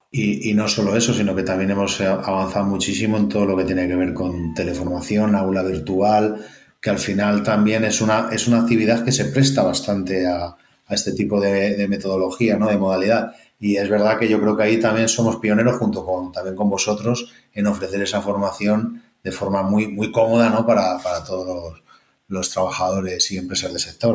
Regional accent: El Espinar, Castile and León, Spain; como soy segoviano del Espinar

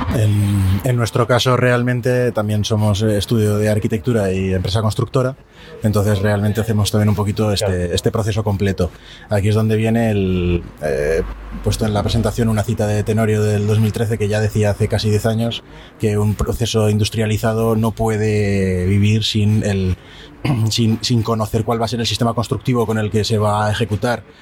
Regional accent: Zaragoza, Aragon, Spain; soy de Zaragoza

